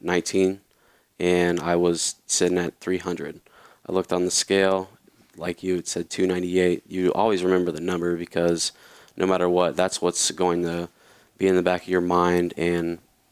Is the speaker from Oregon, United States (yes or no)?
no; Louisiana, United States; born there; So, first thing, I was born in Louisiana, so that's why I was living down there, and I was working with my family.